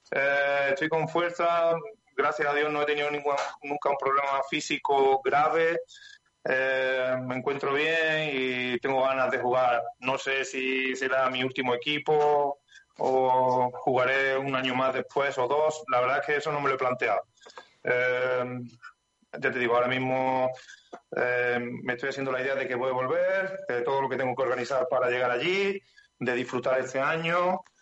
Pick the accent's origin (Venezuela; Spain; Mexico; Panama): Spain; Estepa, Andalusia; Yo de Estepa, Estepa, Sevilla.